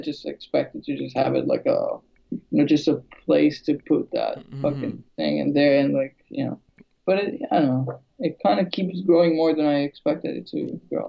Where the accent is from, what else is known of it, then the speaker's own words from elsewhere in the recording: Greece; born there; also born or lived in London; Yeah, I'm originally from like Albania, but I was born in Greece. And then I moved to London, and then I moved here.